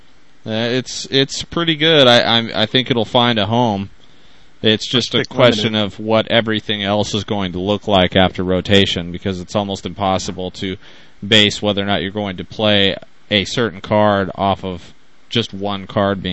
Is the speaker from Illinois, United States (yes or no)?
no; Spokane, Washington, United States; I am Eastern Washington, Spokane, Washington